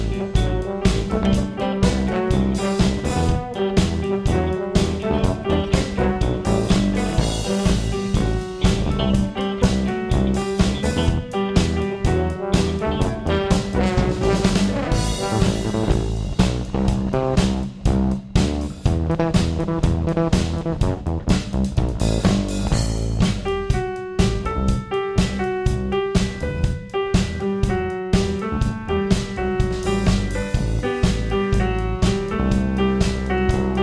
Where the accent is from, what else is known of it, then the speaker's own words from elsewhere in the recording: Louisville, Kentucky, United States; We're from Louisville. So, this is especially special to us that we get to play here at our hometown's radio station